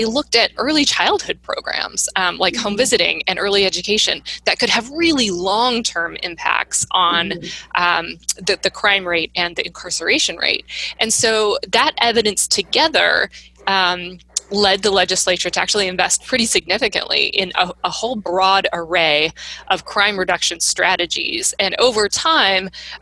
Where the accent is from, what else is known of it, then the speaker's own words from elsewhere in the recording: Washington, United States; moved away; also born or lived in London; I grew up in Washington State.